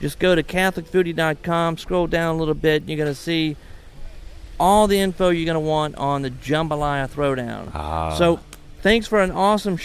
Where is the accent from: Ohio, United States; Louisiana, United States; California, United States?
Louisiana, United States; I'm from Louisiana